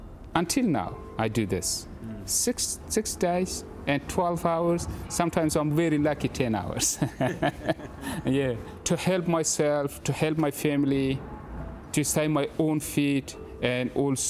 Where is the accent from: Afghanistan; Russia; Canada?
Afghanistan; Hazarajat; moved away as an adult; now in Christchurch, New Zealand; I'm Afghan Hazara Kiwi. I'm really proud to say I'm a Kiwi.